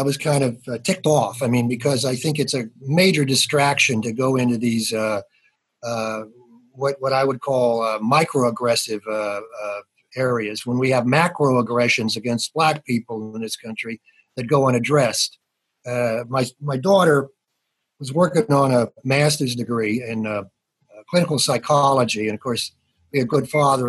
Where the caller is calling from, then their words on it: Pittsburgh, Pennsylvania, United States; I'm calling from Pittsburgh. I've lived here since I came here for school in 1969.